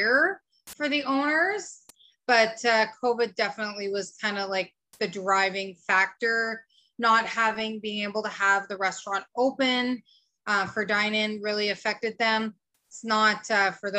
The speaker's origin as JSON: {"language": "English", "town": "Chapeau", "region": "Quebec", "country": "Canada", "tie": "born or raised there", "also_born_or_lived": "Edmonton, Alberta", "said": "So I was born in Edmonton, Alberta, back in the late 70s. So 43 years old now. And we moved to Chapeau, Quebec when I was in grade 2."}